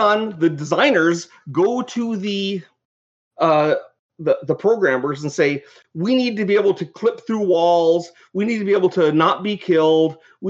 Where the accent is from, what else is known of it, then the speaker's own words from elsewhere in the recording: Canada; I'm from Canada, so I've made the laser bear with the Canadian flag on it